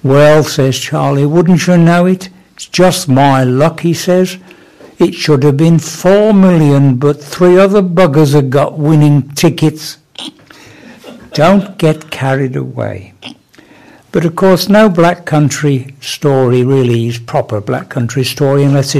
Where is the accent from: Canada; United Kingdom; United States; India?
United Kingdom; Smethwick, West Midlands; I'm originally from Smethwick. I do try not to boast about it, but Smethwick is really a sort of buffer state between Birmingham and the real black country. But it does mean I was brought up with a good knowledge of the black country attitude